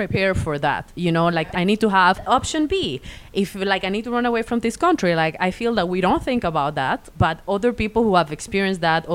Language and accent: English; Venezuela; I'm from Venezuela